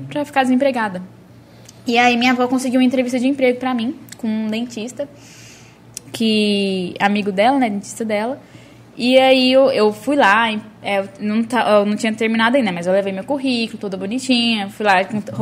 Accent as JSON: {"language": "Portuguese", "town": "Caldas", "country": "Brazil", "tie": "born or raised there", "also_born_or_lived": "Brasília", "said": "Eu sou de Caldas, né, nascida e criada. Eu fui para Brasília só para fazer a faculdade."}